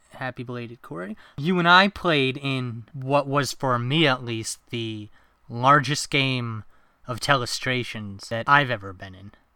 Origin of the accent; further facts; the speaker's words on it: New York, United States; moved away as an adult; now in New Hampshire, United States; I'm originally from New York